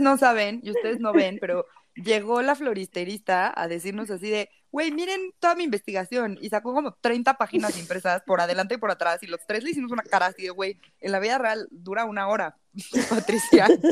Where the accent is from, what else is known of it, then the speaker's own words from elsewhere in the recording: Mexico; Nosotros somos mexicanos en México